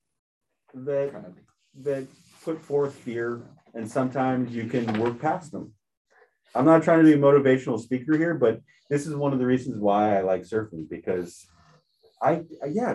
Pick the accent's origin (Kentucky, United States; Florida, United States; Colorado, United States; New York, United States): Florida, United States; moved away; I grew up in Florida